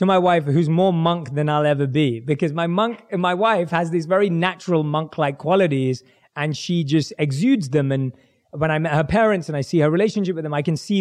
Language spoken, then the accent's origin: English; London, United Kingdom; born and raised in London